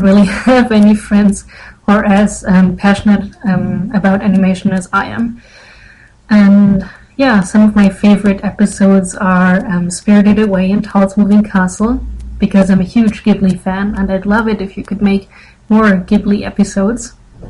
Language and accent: English; Germany; I'm 18 years old, and I'm from Germany